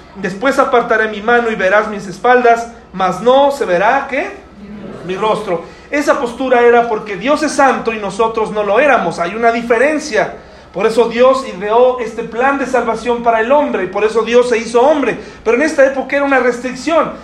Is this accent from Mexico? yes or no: yes; Mexico